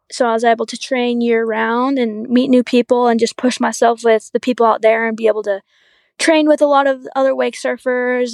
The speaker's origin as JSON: {"language": "English", "town": "Huntsville", "region": "Utah", "country": "United States", "tie": "born or raised there", "said": "I grew up, like, I wanna say an hour north Salt Lake, up in this little valley called Huntsville."}